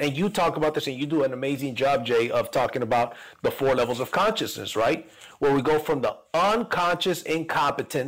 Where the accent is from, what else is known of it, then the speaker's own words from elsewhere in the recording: Mexico; moved away; I'm Latino, I'm an immigrant from Mexico